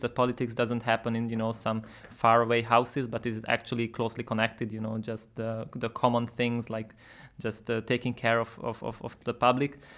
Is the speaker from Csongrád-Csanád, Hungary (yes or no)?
no; Budapest, Hungary; I'm from Budapest.